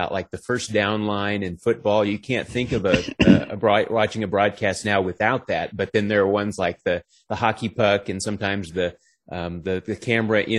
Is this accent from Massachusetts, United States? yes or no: no; Dallas-Fort Worth area, Texas, United States; moved away as an adult; also born or lived in Bowling Green, Kentucky / Nashville, Tennessee; now in Atlanta, United States; I'm originally from the Dallas-Fort Worth area, grew up just north of DFW area